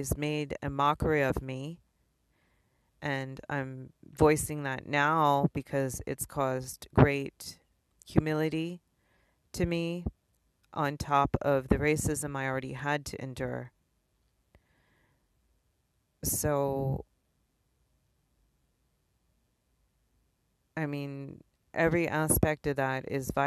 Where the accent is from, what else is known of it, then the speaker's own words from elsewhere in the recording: East Coast, United States; now in Honolulu, United States; I am from the East Coast